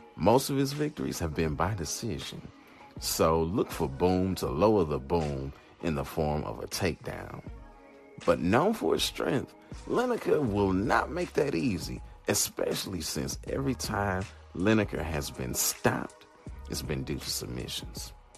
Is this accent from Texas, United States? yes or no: no; St. Louis, Missouri, United States; here in my hometown of St. Louis